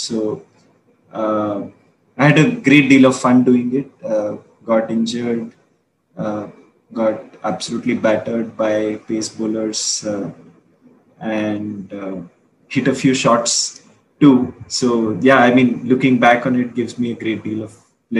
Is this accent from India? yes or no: yes; India; growing up in India